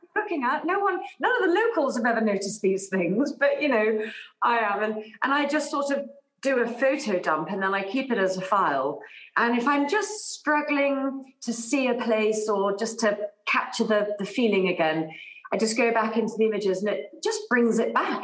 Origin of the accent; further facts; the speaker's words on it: England, United Kingdom; I grew up in England